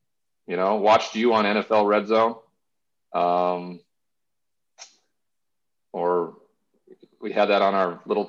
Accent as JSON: {"language": "English", "region": "Montana", "country": "United States", "tie": "born or raised there", "also_born_or_lived": "Texas", "moved": "as an adult", "said": "I ended up back in my hometown in Montana"}